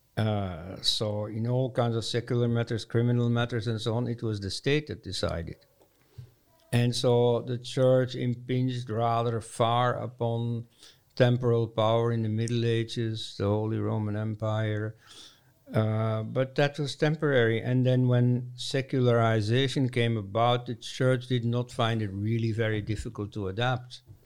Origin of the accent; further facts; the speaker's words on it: Leuven, Flanders, Belgium; my hometown, Leuven, Belgium